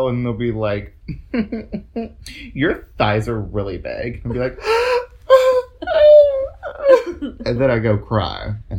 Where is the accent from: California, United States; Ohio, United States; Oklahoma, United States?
Oklahoma, United States; And we grew up in Oklahoma, so that's saying something.